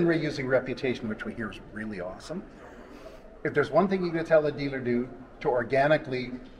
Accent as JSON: {"language": "English", "region": "British Columbia", "country": "Canada", "said": "up where we're from, which of course everybody knows is from British Columbia, Canada"}